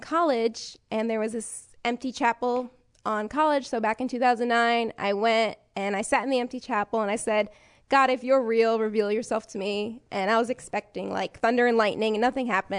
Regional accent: New York City, New York, United States; moved away; I'm from New York

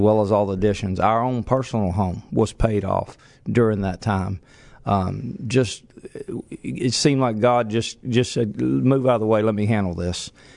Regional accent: Lake Charles, Louisiana, United States; also born or lived in Reeves, Louisiana / Kinder, Louisiana; We were raised in Lake Charles, and, um, I was a teenager.

